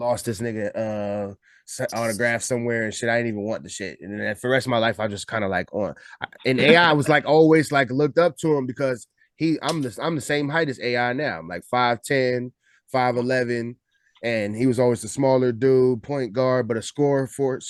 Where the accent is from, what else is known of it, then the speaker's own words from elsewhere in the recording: Newport News, Virginia, United States; moved away; also born or lived in upstate New York; I'm from Virginia, grew up in Virginia and upstate New York, but in VA, I'm from Newport News